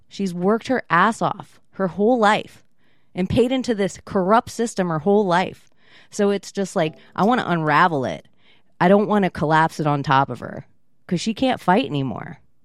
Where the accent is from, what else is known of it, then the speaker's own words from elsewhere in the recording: Florida, United States; I am from Florida. My mom's from Florida.